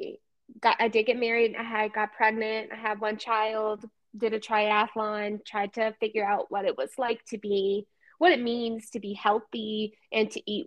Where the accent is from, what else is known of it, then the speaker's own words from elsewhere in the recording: Birmingham, Alabama, United States; I grew up in Birmingham, Alabama